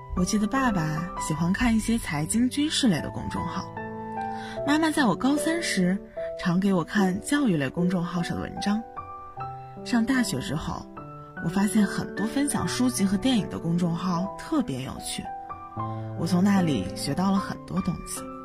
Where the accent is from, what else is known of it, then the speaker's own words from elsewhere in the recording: Baoji, Shaanxi, China; moved away as an adult; now in Nanjing, China; 来自陕西宝鸡。我在南京大学